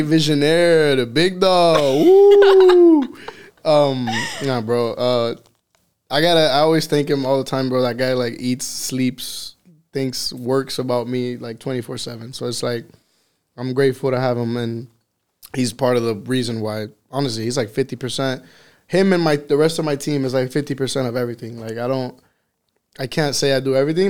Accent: Miami, Florida, United States; accent: Miami; I was born here in Miami in Jackson Hospital

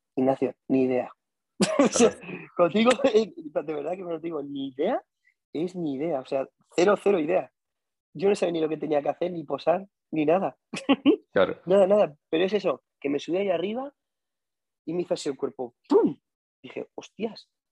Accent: Albacete, Castilla-La Mancha, Spain; yo soy de Albacete y como en Albacete no había un sitio donde pudiésemos bailar, practicábamos solo en la calle

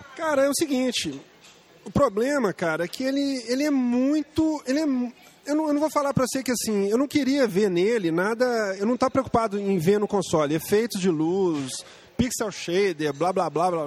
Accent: Brazil; nós somos brasileiros

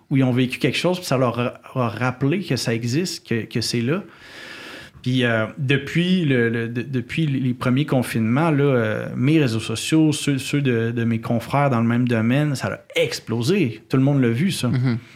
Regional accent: Quebec City, Quebec, Canada; j'ai grandi euh, à Québec, puis la forêt est à 15 minutes

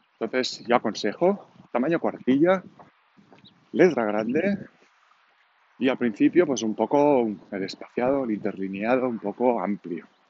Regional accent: Catalonia, Spain; accent: Catalan; first language Catalan; Spanish is a second language; Yo, como habréis notado seguramente por el acento, soy catalán

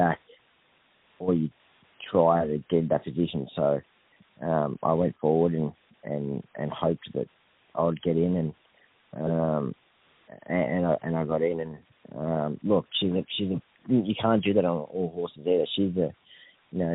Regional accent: Victoria, Australia; also born or lived in Coffs Harbour, New South Wales / Grafton, New South Wales; now in Queensland, Australia; had my ups and downs growing up in Victoria and left there and moved to Coffs Harbour

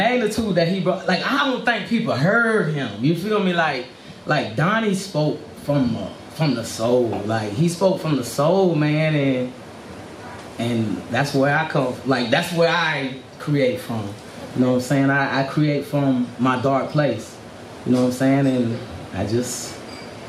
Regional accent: Swansea, South Carolina, United States; Happy Town, Swansea, South Carolina, Gaston, whatever. It's in the middle. Swansea and Gaston, that's why I just say Happy Town. It's a city by itself. But that's where I grew up. I'm from here, South Carolina

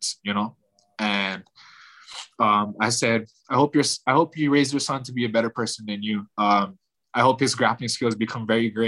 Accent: Hawaii, United States; I'm from Hawaii

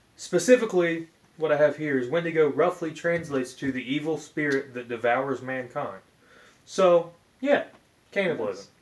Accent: Appalachian Mountain regions, United States; I grew up in the Appalachian Mountain regions

